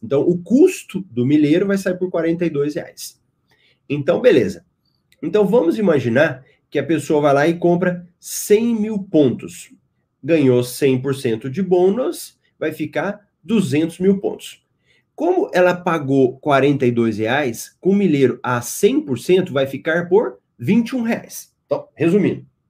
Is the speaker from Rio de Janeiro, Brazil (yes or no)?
no; Goiânia, Goiás, Brazil; now in Cuiabá, Brazil; eu também sou de Goiás, de Goiânia